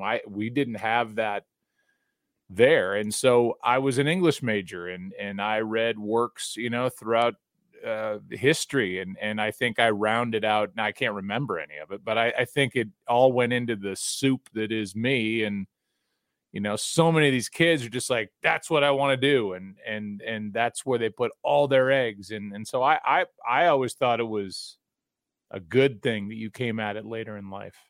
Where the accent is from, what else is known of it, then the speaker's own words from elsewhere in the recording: St. Louis, Missouri, United States; I'm from Saint Louis